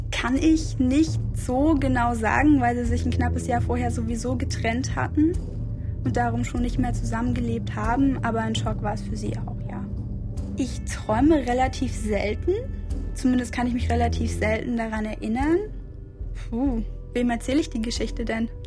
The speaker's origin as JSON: {"language": "German", "region": "Bremen", "country": "Germany", "tie": "born or raised there", "also_born_or_lived": "Magdeburg", "moved": "as an adult", "lives_now": "Berlin, Germany", "said": "Also ursprünglich bin ich in Magdeburg geboren, dann nach der Grundschule nach Bremen gezogen und jetzt seit zwei Jahren fürs Studium in Berlin."}